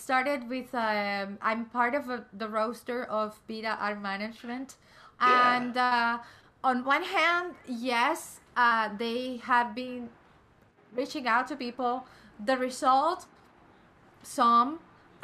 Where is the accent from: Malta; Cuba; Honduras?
Cuba; now in United States; I'm coming from Cuba, although I'm young